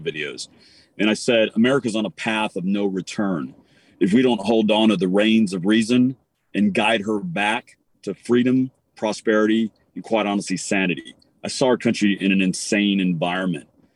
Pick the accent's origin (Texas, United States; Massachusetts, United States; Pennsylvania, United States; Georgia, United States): Texas, United States; I'm a Texan